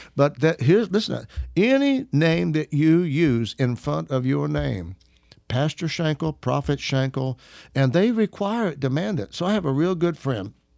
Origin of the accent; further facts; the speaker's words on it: Arkansas, United States; I'm an Arkansas redneck